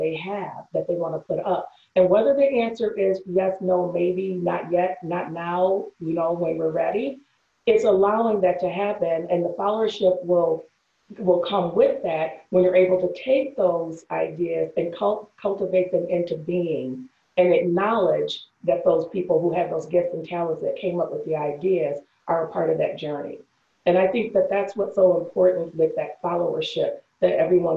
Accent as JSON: {"language": "English", "town": "Detroit", "region": "Michigan", "country": "United States", "said": "I'm from Michigan"}